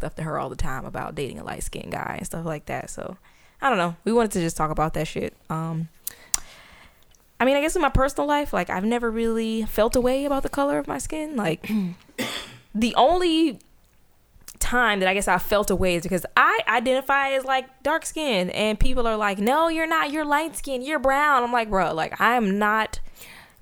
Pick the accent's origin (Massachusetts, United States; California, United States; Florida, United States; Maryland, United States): Florida, United States; Tampa; growing up where I grew up in Florida, like in Tampa